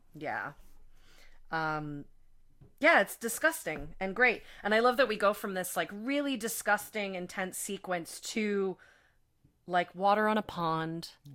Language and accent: English; United States; as an American